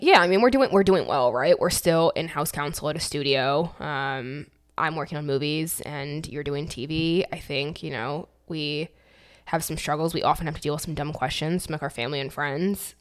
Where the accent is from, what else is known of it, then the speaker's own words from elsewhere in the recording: Michigan, United States; moved away as an adult; also born or lived in New York; I grew up in Michigan, super basic, like basic as fuck